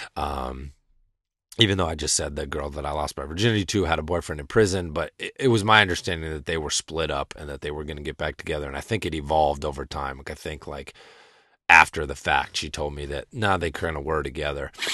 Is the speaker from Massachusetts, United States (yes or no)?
yes; rural Western Massachusetts, United States; from rural Western Massachusetts, you know what I'm saying? Growing up in the woods.